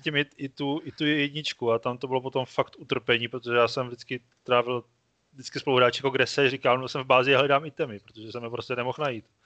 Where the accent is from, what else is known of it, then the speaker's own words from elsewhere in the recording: Brno, South Moravian Region, Czechia; jsem z Brna